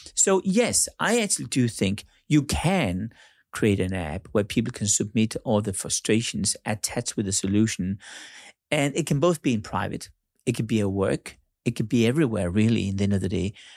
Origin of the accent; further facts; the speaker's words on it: Denmark; now in Monaco; I'm born in Denmark